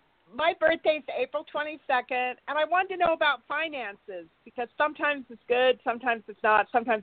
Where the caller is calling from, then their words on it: Santa Barbara, California, United States; Santa Barbara, California.